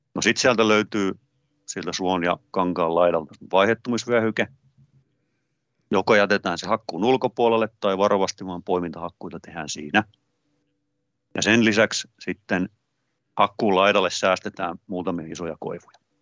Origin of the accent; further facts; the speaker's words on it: Hollola, Päijät-Häme, Finland; pikkupoikana maatilalla Hollolassa, missä kasvoin